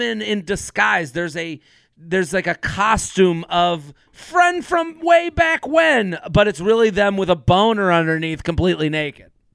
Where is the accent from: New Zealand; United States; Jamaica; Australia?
United States; Needham, Massachusetts; I'm from Needham, the longest running high school Thanksgiving football rivalry in the country with Needham and Wellesley